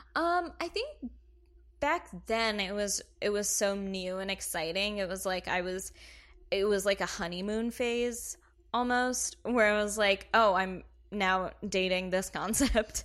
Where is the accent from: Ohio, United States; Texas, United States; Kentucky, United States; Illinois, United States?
Kentucky, United States; moved away; I am from Kentucky